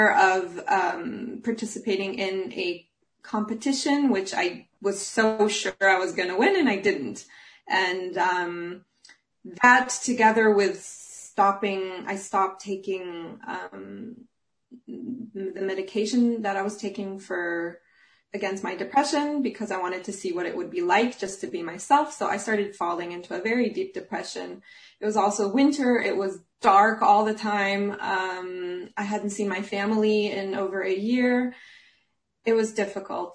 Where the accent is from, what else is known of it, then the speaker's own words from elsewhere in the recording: Jerusalem, Jerusalem District, Israel; moved away as an adult; also born or lived in Munich, Germany; now in Flensburg, Germany; I'm originally from Jerusalem, Israel, and I live here because I got a job as an opera singer